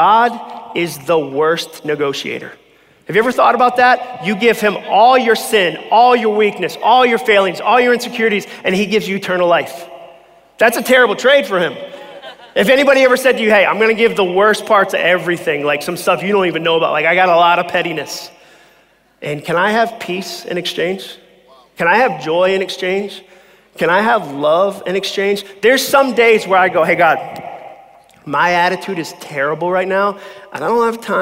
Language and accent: English; Massachusetts, United States; moved away as an adult; I grew up in Massachusetts